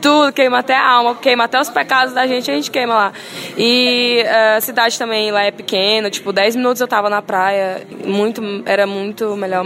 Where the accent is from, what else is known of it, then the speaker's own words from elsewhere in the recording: Parnaíba, Piauí, Brazil; moved away as an adult; now in Cuiabá, Brazil; eu sou natural de Parnaíba, litoral piauiense